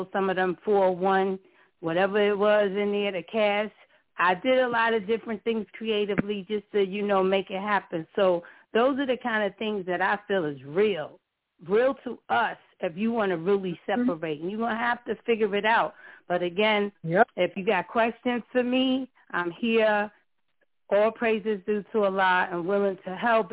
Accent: New York, United States; I was born and raised in New York

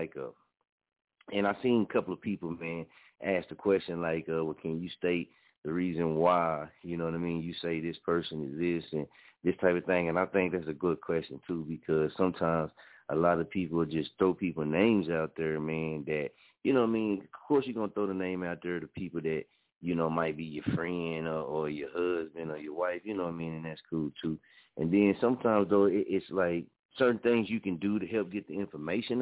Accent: Muskogee, Oklahoma, United States; also born or lived in Wichita, Kansas; it's from my hometown and my city, man. I'm, you know, born and raised here, man. I'm an Okie

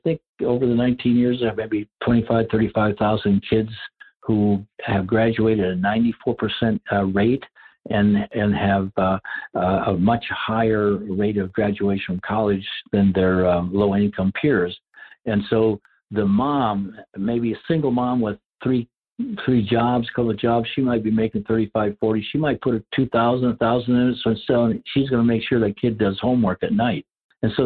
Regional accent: Rice Lake, Wisconsin, United States; moved away; my hometown of Rice Lake, Wisconsin. It's a very small community, 5,000 people when I grew up

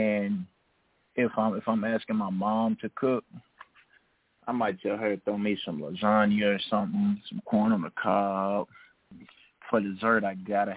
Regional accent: Tennessee, United States; moved away as an adult; now in Oxford, United States; I'm from Tennessee

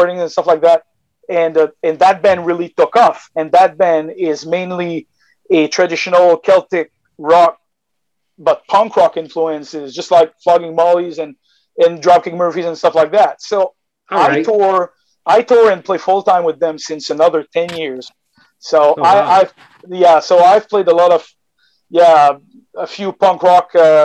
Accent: Magdalen Islands, Quebec, Canada; now in Quebec City, Canada; I come from the Magdalen Island

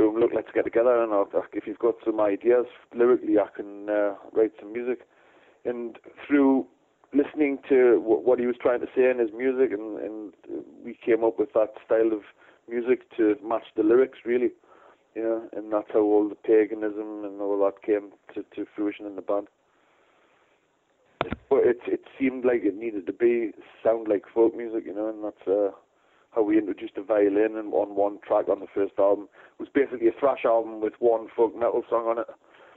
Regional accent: Newcastle upon Tyne, North East England, United Kingdom; we come from Newcastle, which is in the north of England

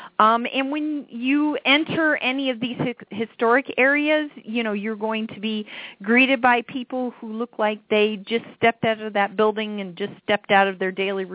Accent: Iowa, United States; moved away as an adult; also born or lived in Marshalltown, Iowa / Urbandale, Iowa; now in Wisconsin, United States; I am a native Iowan, so I grew up in Urbandale and Marshalltown.

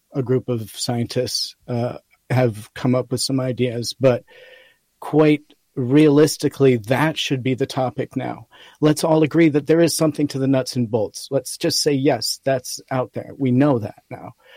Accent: Rochester, New York, United States; I was raised in Rochester, New York, so we only had the Bills games to go to.

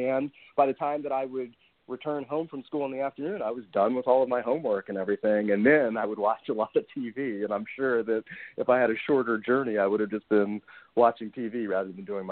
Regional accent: Washington, District of Columbia, United States; my growing up in Washington, D.C., and going to public schools there

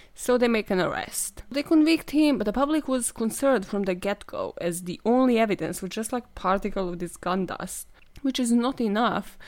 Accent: Serbia; moved away; I am from Serbia

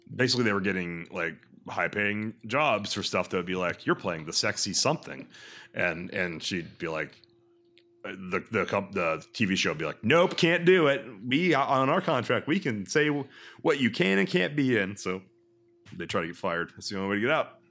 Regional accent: Texas, United States; I'm from two countries. I'm from Texas and the United States of America.

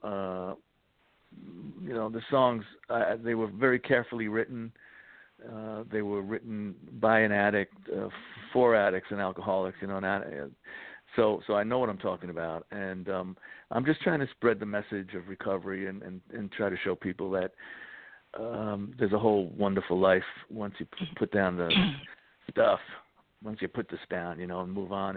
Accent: New York City, New York, United States; I grew up in the Bronx, so I grew up right by Yankee Stadium

